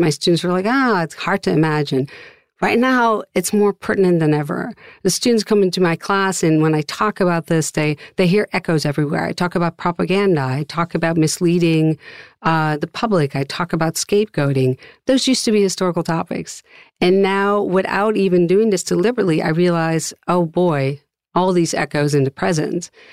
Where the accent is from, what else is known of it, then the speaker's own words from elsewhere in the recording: Amsterdam, North Holland, Netherlands; moved away as an adult; now in United States; I've taught for about 25 years in the US now, I'm originally from Amsterdam, the Netherlands